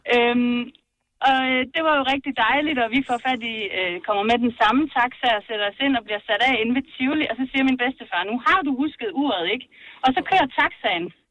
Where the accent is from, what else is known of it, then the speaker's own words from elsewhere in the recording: Denmark; also born or lived in Herning; vi er alle sammen fra Jylland